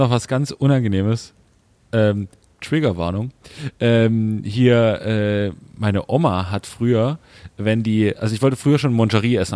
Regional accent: the East, East Germany, Germany; wir kommen aus dem Osten

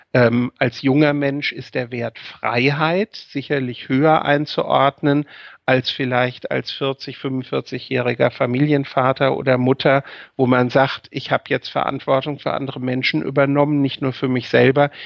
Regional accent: Bad Homburg, Hesse, Germany; moved away as an adult; also born or lived in Mainz; now in Wiesbaden, Germany; ich habe meine, meine Kindheit in Bad Homburg verbracht

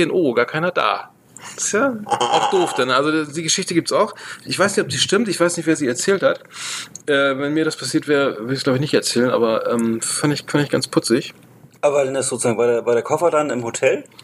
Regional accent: Bremen, Germany; ich, meine, ich komme aus Bremen

